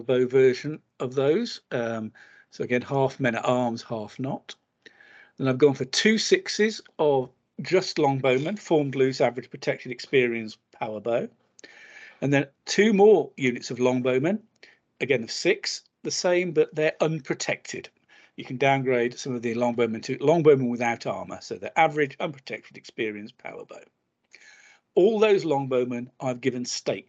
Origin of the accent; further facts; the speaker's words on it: England, United Kingdom; being English